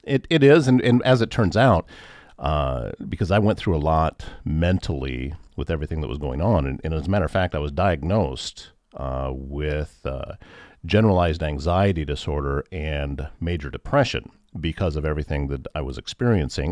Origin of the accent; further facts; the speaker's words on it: Northwest Iowa, United States; I grew up in Northwest Iowa